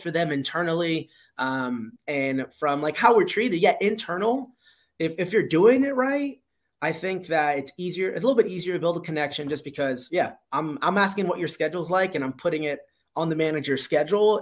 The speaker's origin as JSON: {"language": "English", "town": "Miami", "region": "Florida", "country": "United States", "tie": "born or raised there", "also_born_or_lived": "South Carolina", "moved": "as an adult", "said": "born and raised in Miami, went to school in South Carolina"}